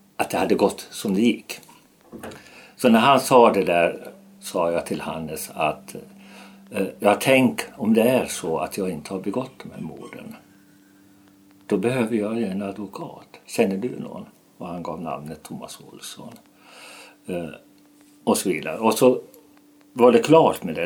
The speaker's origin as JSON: {"language": "Swedish", "town": "Falun", "region": "Dalarna County", "country": "Sweden", "tie": "born or raised there", "said": "Falun, min hemstad, städernas stad mitt hjärtats stad"}